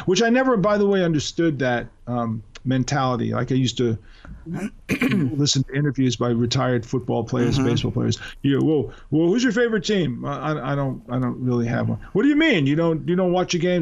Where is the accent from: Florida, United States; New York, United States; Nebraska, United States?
New York, United States; being a New Yorker